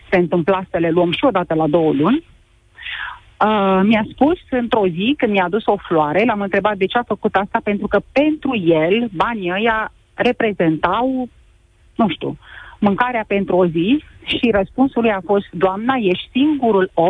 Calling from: Brașov, Brașov County, Romania; Uh, eu sunt din Brașov, sunt mama a trei copilași.

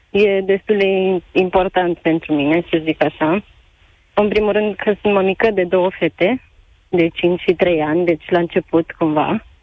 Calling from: Bucharest, Romania; Salutare, Cătălin! … din București.

